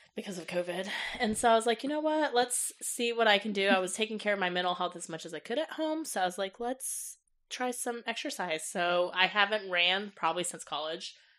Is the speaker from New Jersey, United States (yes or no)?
no; Johnson County, Kansas, United States; also born or lived in North Carolina; I was raised in Johnson County from the age of twelve until now